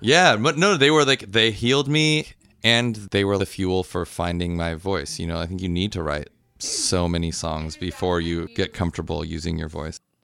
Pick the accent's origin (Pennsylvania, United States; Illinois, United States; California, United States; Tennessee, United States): California, United States; Orange County; also born or lived in Seattle; now in Oakland, United States; I grew up in Orange County until I was early 20s, and then I moved to Seattle for a while